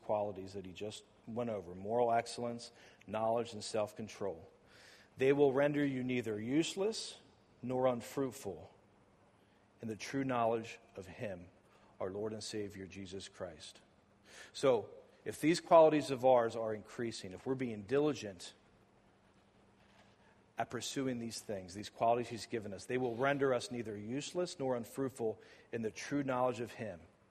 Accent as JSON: {"language": "English", "town": "Lancaster", "region": "Pennsylvania", "country": "United States", "also_born_or_lived": "Phoenix, Arizona", "lives_now": "Lancaster, United States", "said": "I'm from Lancaster, as you guys know"}